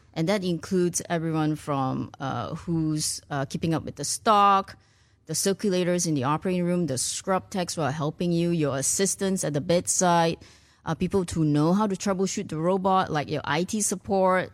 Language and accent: English; Malaysia; moved away as an adult; also born or lived in Ireland / United States / Singapore; now in Houston, United States; I was born in Malaysia, went to medical school in Ireland